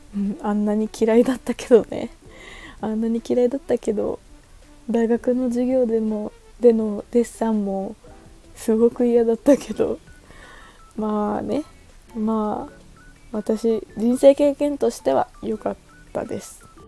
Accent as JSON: {"language": "Japanese", "region": "Okinawa", "country": "Japan", "tie": "born or raised there", "moved": "as an adult", "said": "沖縄出身です。沖縄に帰ります。"}